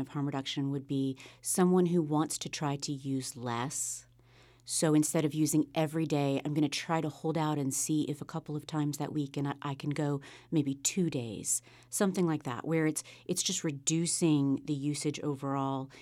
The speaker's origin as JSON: {"language": "English", "town": "Sunset Beach", "region": "North Carolina", "country": "United States", "tie": "born or raised there", "also_born_or_lived": "South America", "lives_now": "Wilmington, United States", "said": "Wilmington is my home. I grew up on Sunset Beach, just south of here."}